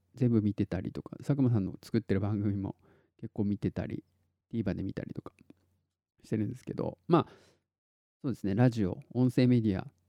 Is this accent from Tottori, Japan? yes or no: yes; Tottori, Japan; 鳥取市の市民劇団みたいなのやってて